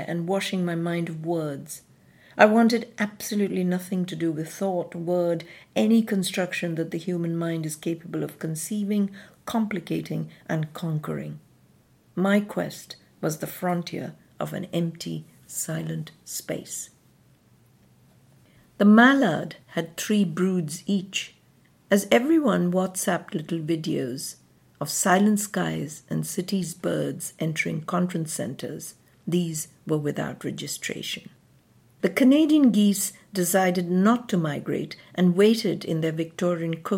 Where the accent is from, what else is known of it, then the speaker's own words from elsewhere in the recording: southeastern India, India; also born or lived in Madras / Kent; now in London, United Kingdom; Growing up in southeastern India